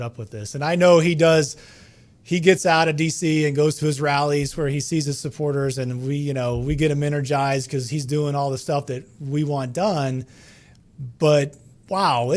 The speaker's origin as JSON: {"language": "English", "country": "United States", "said": "we're American citizens."}